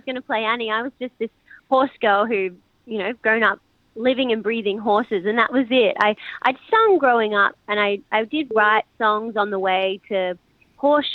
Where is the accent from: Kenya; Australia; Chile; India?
Australia; Gold Coast, Queensland; I grew up in Pimpamar on the Gold Coast on a farm